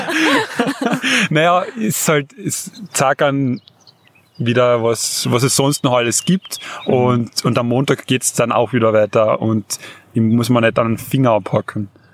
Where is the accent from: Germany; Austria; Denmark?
Austria; Carinthia; als Kärntner